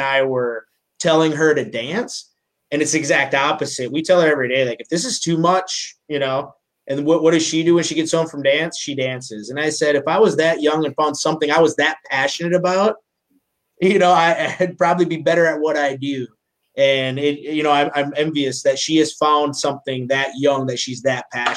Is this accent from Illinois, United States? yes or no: no; Minnesota, United States; I'm from Minnesota